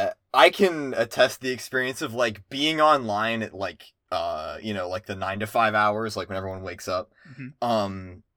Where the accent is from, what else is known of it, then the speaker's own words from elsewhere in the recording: Harrisburg, Pennsylvania, United States; I grew up just outside of Harrisburg, which is the capital of Pennsylvania.